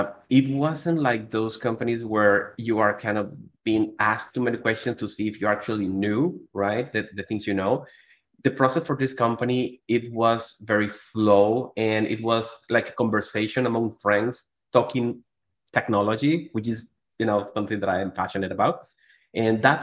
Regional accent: Venezuela; moved away as an adult; now in Colombia; I am originally from Venezuela. For the last 4 years, I've been living in Colombia

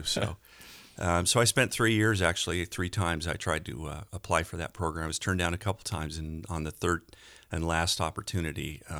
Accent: Denver, Colorado, United States; I grew up in the Denver area, and it was in the early 80s when I graduated from college.

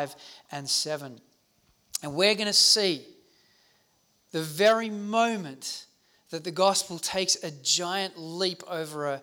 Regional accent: South Africa; now in Australia; I grew up in South Africa during the height of the apartheid movement of racial segregation

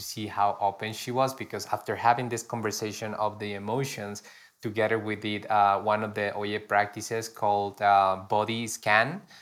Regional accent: Pasto, Nariño, Colombia; moved away; Here in my hometown

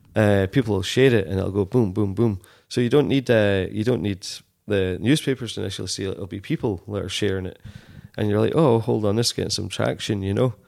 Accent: Dumfries, Scotland, United Kingdom; also born or lived in Glasgow; I grew up in Dumfries

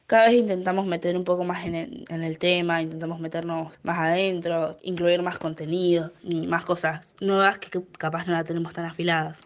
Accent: Argentina; como argentinos y argentinas

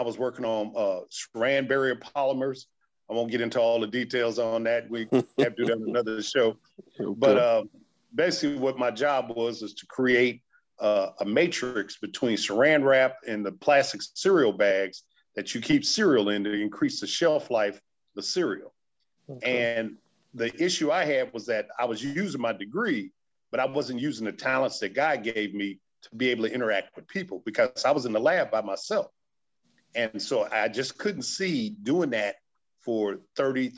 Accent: Urbana-Champaign, Illinois, United States; also born or lived in Midland, Michigan; growing up in Urbana-Champaign, the University of Illinois just wasn't recruiting us folks who lived in the community

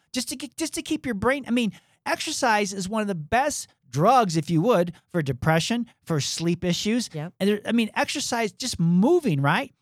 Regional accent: Michigan, United States; moved away as an adult; also born or lived in Atlanta, Georgia; you and I we grew up in Michigan

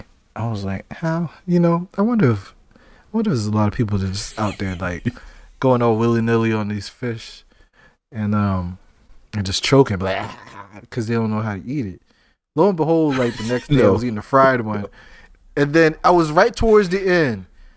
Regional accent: Charleston, South Carolina, United States; So, we're both from Charleston, right? Or that area. We grew up there. We grew up eating seafood, right?

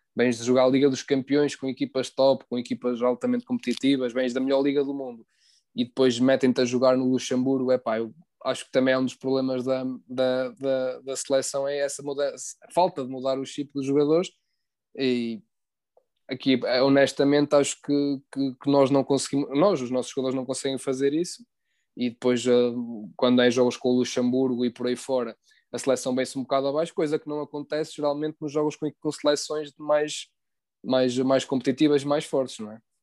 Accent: Portugal; como português

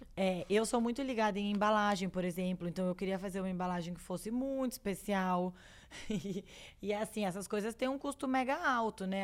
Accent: Brazil; moved away as an adult; now in London, United Kingdom; tendo nascido e crescido no Brasil e morando em Londres há esse tempo todo

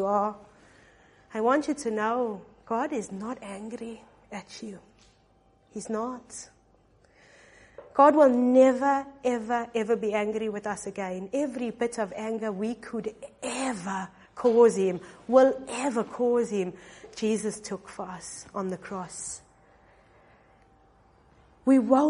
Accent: South Africa; I'm from South Africa

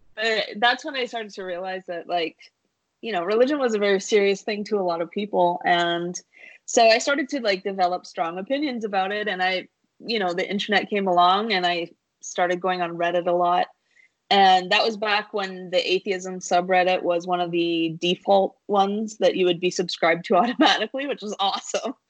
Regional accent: Vancouver, British Columbia, Canada; growing up in Vancouver

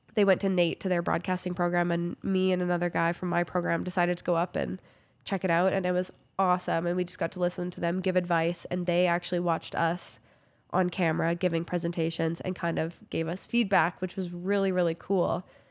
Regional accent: Kamloops, British Columbia, Canada; moved away as an adult; also born or lived in Vancouver / Prince George; now in Calgary, Canada; I grew up in Kamloops, B C

